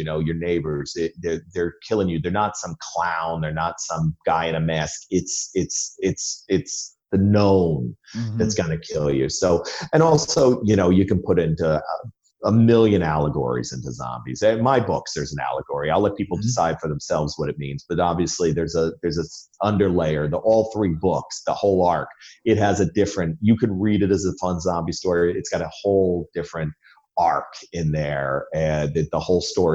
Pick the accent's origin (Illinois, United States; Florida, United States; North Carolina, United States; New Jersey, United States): New Jersey, United States; moved away; I'm from Jersey. I haven't lived there in 30 years, but Jersey is something in your DNA